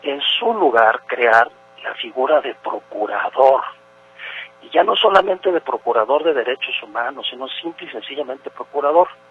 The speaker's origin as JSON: {"language": "Spanish", "country": "Mexico", "said": "nuestro país"}